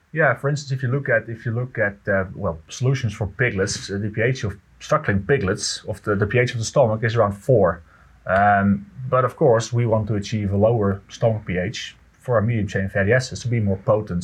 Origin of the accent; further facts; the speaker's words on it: Netherlands; I'm from the Netherlands